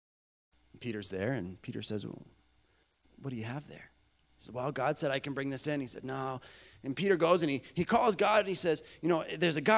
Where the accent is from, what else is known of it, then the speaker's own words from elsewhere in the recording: Bolivia; I grew up in Bolivia, South America.